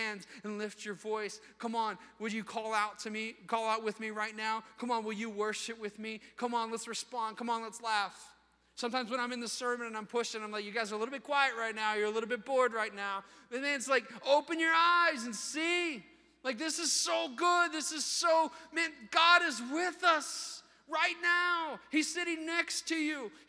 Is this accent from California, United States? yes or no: no; Virginia Beach, Virginia, United States; I grew up in Virginia Beach when I was 8 years old